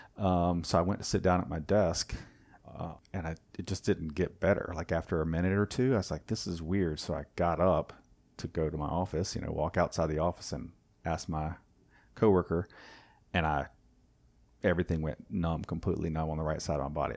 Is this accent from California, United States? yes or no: no; Wilmington, North Carolina, United States; moved away as an adult; also born or lived in Germany / Raleigh, North Carolina; I grew up in Wilmington, um, and then moved to Raleigh, obviously, for school